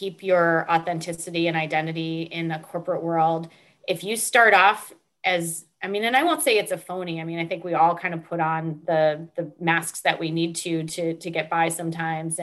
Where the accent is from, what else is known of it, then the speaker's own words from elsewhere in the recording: Northeast, United States; I grew up in the Northeast